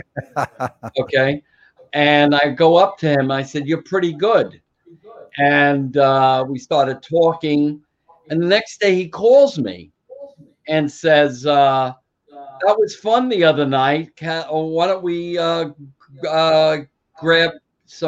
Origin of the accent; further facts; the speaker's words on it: New York City, New York, United States; I grew up right on the Brooklyn-Queens border called Ridgewood